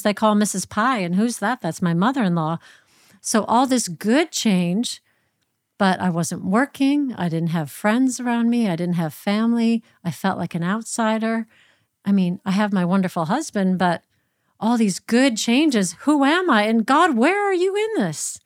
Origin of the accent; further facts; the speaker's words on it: Minnesota, United States; moved away as an adult; also born or lived in Washington, D.C.; now in United Kingdom; I moved from Minnesota in the Midwest to Washington, D C